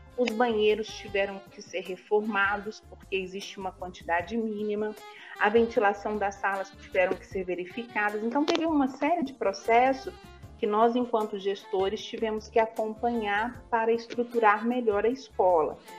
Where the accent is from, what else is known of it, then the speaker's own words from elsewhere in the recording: Belo Horizonte, Minas Gerais, Brazil; moved away as an adult; now in Franca, Brazil; Sou natural da cidade de Belo Horizonte. Eu moro em Franca desde o ano de dois mil e um